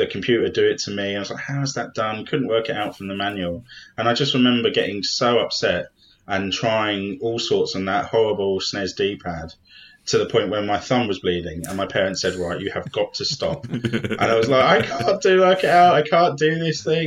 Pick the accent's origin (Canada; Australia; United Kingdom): United Kingdom; London; I grew up in South London